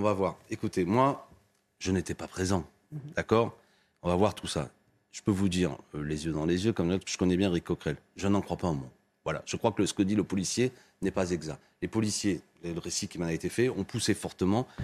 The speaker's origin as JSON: {"language": "French", "town": "Béziers", "region": "Occitania", "country": "France", "tie": "born or raised there", "also_born_or_lived": "Seine-Saint-Denis", "moved": "yes", "said": "c'est ma ville natale, Béziers"}